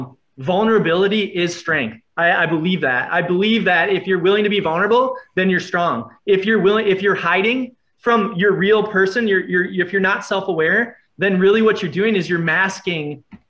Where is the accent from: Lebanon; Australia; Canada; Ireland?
Ireland; Plus I'm Irish. Yeah. So I had to get that out of me.